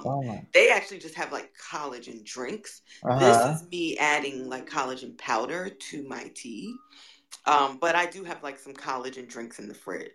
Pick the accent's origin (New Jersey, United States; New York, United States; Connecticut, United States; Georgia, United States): New York, United States; New York City; I grew up in New York City.